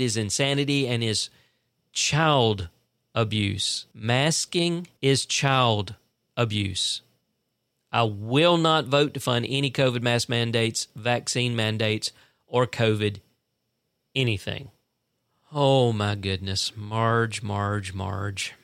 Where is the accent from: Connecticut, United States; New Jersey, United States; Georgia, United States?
Georgia, United States; South Central; I tell 'em I'm from South Central Georgia